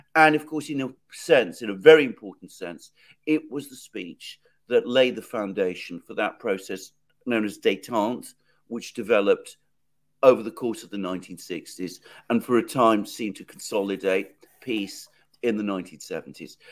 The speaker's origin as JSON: {"language": "English", "country": "United Kingdom", "said": "I live here, so I should know, uh, and I am British"}